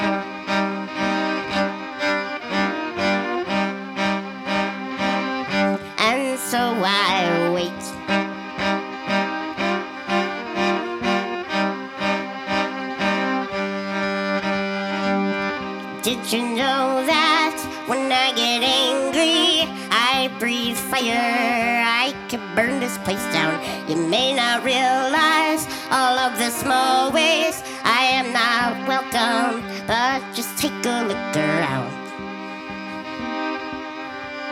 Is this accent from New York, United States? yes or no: no; Duluth, Minnesota, United States; I'm from Duluth, Minnesota, up there